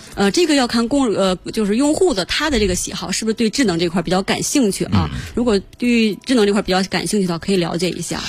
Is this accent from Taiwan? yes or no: no; China; 从我们中国人这个饮食文化上来讲